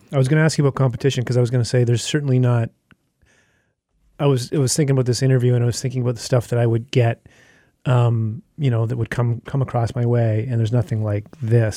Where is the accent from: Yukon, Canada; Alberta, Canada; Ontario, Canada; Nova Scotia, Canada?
Yukon, Canada; moved away; I grew up in the Yukon Territory. My parents still live there. I've often thought of going back